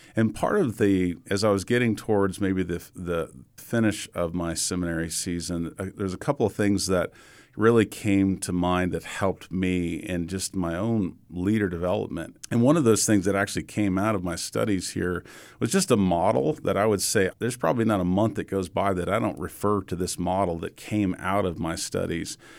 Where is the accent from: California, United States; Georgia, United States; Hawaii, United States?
Georgia, United States; Atlanta; moved away; I grew up in Atlanta